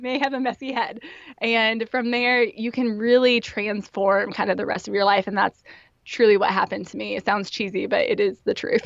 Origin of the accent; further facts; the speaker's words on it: Indiana, United States; moved away as an adult; also born or lived in Memphis, Tennessee / northeast Pennsylvania; I grew up in Indiana, and pretty much like any good Hoosier